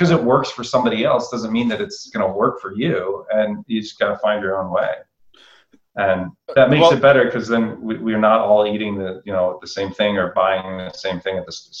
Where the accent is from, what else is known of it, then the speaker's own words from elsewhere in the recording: Iowa, United States; I'm from Iowa.